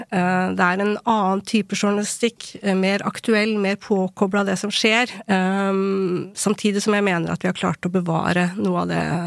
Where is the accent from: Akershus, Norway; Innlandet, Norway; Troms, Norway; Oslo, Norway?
Innlandet, Norway; Ilseng; moved away; also born or lived in South Korea / Bergen; vokste opp på ildseng